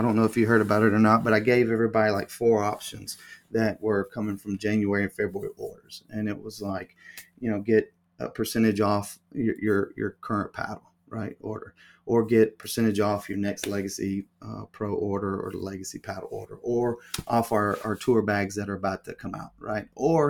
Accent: the South, United States; And listen, I'm from the South, so I know how the good old boy network works, right?

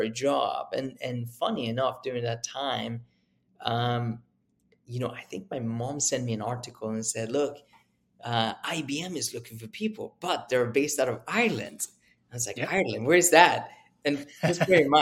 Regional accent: Sweden; moved away as an adult; also born or lived in Uppsala, Sweden / United Kingdom; I grew up in Sweden

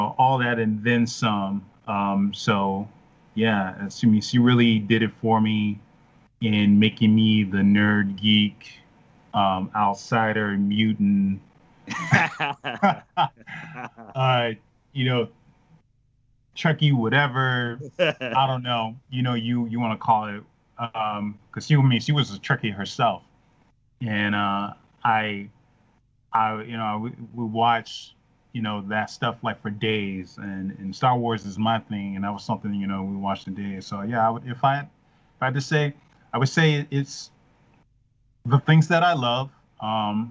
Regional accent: Chicago, Illinois, United States; moved away; I'm from Chicago originally

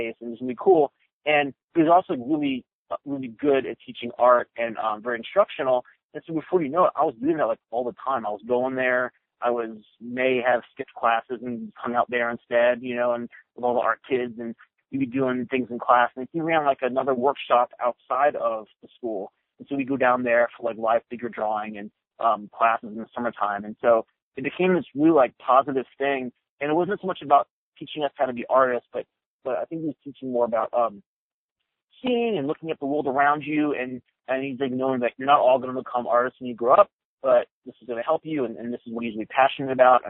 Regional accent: Maryland, United States; the state where I grew up in Maryland

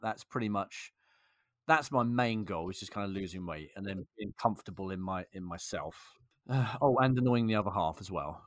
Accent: England, United Kingdom; I'm English

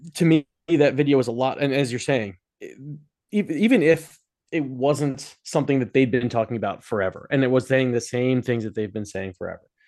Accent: Philadelphia, Pennsylvania, United States; I'm from Philadelphia

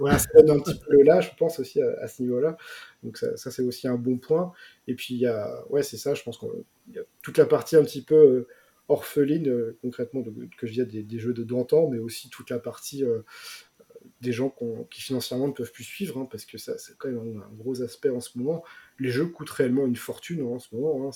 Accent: France; nous, en tant que Français

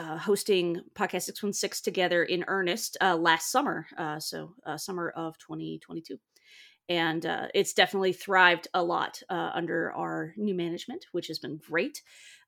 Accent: East Tennessee, United States; I am from a little tiny town in East Tennessee, where it takes about 10 years, 5 to 10 years for culture to hit my tiny town

